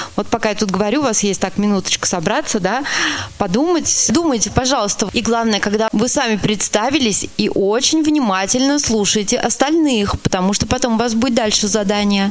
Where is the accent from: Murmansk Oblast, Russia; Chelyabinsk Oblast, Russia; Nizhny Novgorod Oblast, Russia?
Nizhny Novgorod Oblast, Russia; Vizovka; Я тоже из Нижегородской области, из деревни Визовка